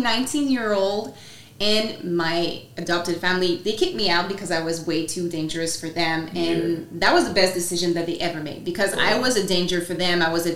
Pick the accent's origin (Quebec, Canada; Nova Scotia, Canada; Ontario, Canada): Quebec, Canada; first language French; English is a second language; moved away as an adult; also born or lived in British Columbia